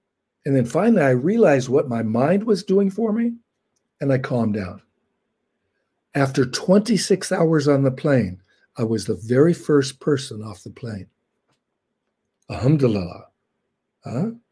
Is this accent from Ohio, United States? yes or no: no; Los Angeles, California, United States; I was born in Los Angeles